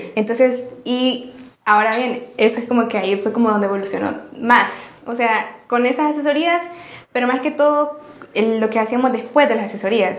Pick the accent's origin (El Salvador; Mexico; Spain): El Salvador; somos salvadoreños